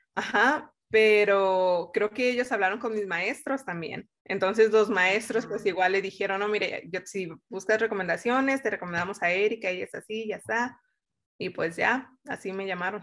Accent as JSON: {"language": "Spanish", "country": "Mexico", "tie": "born or raised there", "moved": "as an adult", "lives_now": "United States", "said": "crecí en México con todos los valores que tiene nuestra cultura"}